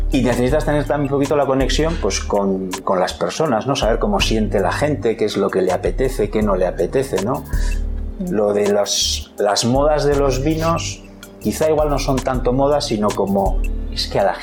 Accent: Madrid, Community of Madrid, Spain; Tengo una, anécdota, ahora, ocurrió en Madrid, mi pueblo.

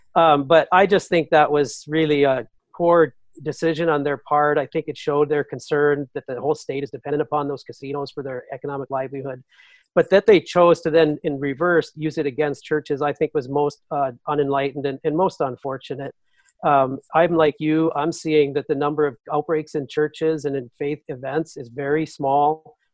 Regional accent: North Dakota, United States; my home state of North Dakota

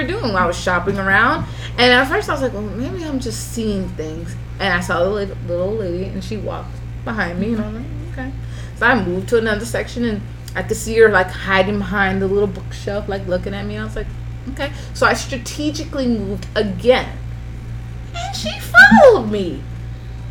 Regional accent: Lantana, Florida, United States; born or raised there; also born or lived in West Palm Beach, Florida

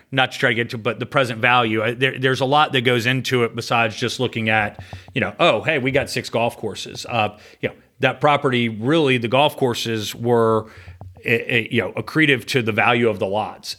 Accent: Sandy Springs, Georgia, United States; I grew up in Atlanta, uh, in Sandy Springs, went to Riverwood High School

